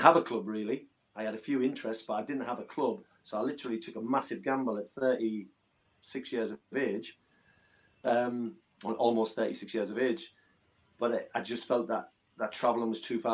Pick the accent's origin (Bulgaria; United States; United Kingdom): United Kingdom; Hartlepool, North East England; my hometown Hartlepool